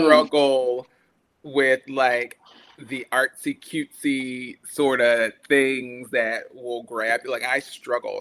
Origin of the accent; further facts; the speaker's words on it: Brunswick, Georgia, United States; moved away as an adult; also born or lived in Prairie View, Texas; I am from Brunswick, Georgia, which is a very tiny coastal town that no one ever really knows about